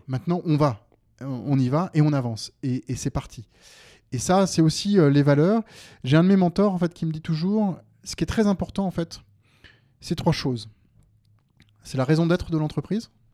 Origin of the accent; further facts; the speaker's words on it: Seine-et-Marne, Île-de-France, France; moved away as an adult; now in Mâcon, France; j'ai grandi en Seine-et-Marne.